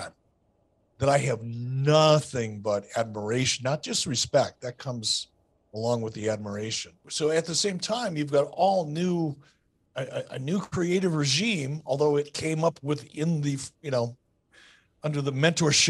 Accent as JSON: {"language": "English", "town": "Detroit", "region": "Michigan", "country": "United States", "tie": "born or raised there", "said": "When I was a little kid growing up in Detroit"}